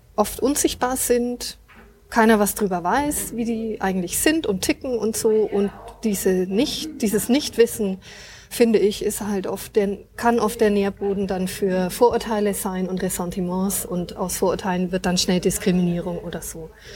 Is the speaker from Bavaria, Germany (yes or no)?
yes; Nuremberg, Bavaria, Germany; bin aus Nürnberg, ich bin also echte Nürnbergerin und wohne auch hier